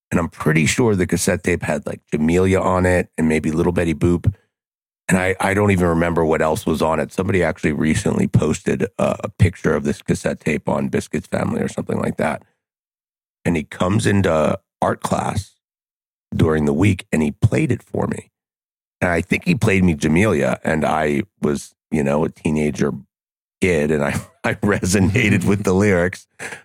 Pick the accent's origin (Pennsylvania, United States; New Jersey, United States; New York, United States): Pennsylvania, United States; Lancaster; I'm from Lancaster, Pennsylvania